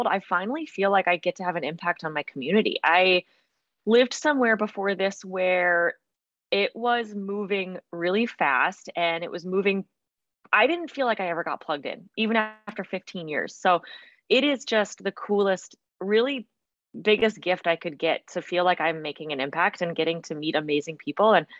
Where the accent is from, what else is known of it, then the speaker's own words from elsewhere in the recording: Fargo, North Dakota, United States; moved away as an adult; also born or lived in Montana; I grew up here. So I was born in Montana, but spent most of my life in Fargo